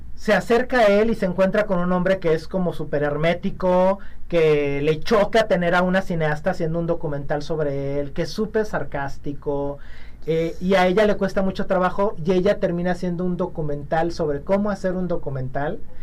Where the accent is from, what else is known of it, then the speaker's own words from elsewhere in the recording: Mexico; las muchas cosas que somos los mexicanos